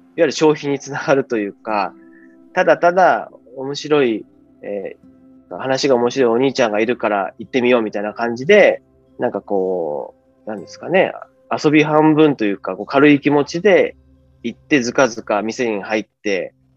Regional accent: Ureshino, Saga, Japan; 旅館で生まれ育って、温泉街で、ね、高知の中で育ったので

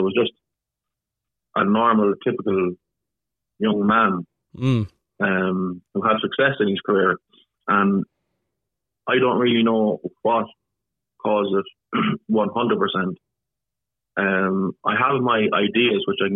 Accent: Ireland; I grew up normally in Ireland

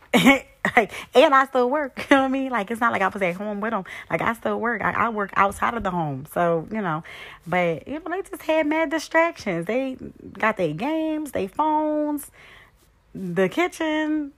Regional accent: Hershey, Pennsylvania, United States; also born or lived in Philadelphia, Pennsylvania; now in Harrisburg, United States; I'm originally from Philadelphia, Pennsylvania. I live in Harrisburg, Pennsylvania. I went to a boarding school practically all my life in Hershey, Pennsylvania

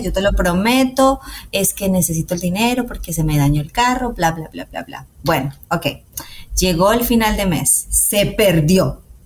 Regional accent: Colombia; los colombianos amamos la música mariachi

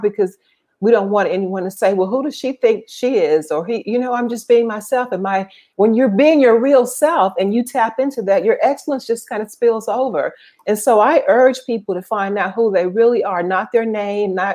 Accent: Mississippi, United States; moved away as an adult; also born or lived in San Francisco; I grew up in Mississippi

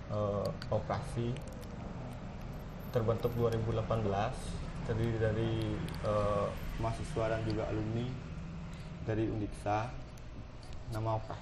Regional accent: Wangaya Gede, Bali, Indonesia; Tapi yang aku tahu cuma di di di Wangayu Gede ya sih di desaku.

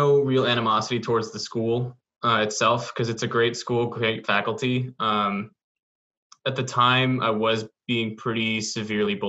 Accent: Lexington, Massachusetts, United States; I grew up in the suburbs of in Lexington

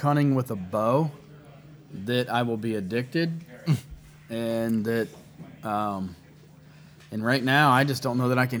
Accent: Windham, Ohio, United States; where I grew up in Windham, Ohio, there was a lot of swamps and marsh

